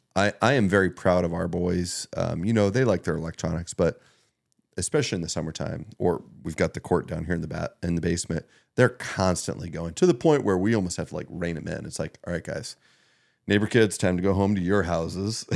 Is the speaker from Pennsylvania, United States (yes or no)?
yes; Meadville, Pennsylvania, United States; growing up in Northwest Pennsylvania, but Meadville, you know, I went to Maplewood